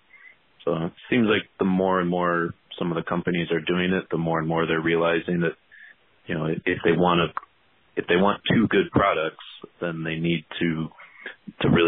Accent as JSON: {"language": "English", "area": "just outside of Chicago", "region": "Illinois", "country": "United States", "tie": "born or raised there", "said": "I grew up just outside of Chicago, still live in the Chicago area"}